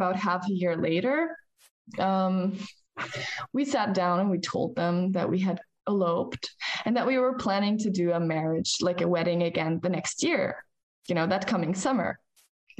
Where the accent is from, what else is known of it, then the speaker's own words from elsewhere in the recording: United States; moved away as an adult; now in Germany; We grew up in the States as kids with my parents. And when I turned 21, I had to leave the United States